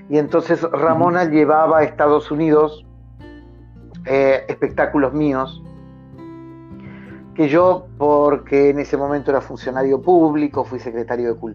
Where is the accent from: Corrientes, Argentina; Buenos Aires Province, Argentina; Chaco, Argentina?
Corrientes, Argentina; Esquina; desemboca justo frente a la ciudad donde nací y donde vivo, en el Paraná, en, en un delta maravilloso, y la ciudad hace un recodo para que el río muera en el Paraná. Entonces, esa es la esquina, ¿no?